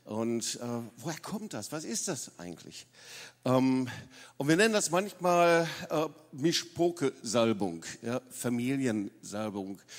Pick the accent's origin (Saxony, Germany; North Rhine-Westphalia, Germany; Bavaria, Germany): North Rhine-Westphalia, Germany; Lüdenscheid; moved away; ich komme nicht aus dem Schwabenländle. Da lebe ich seit 40 Jahren, aber ich bin in Nordrhein-Westfalen, in Lüdenscheid groß geworden.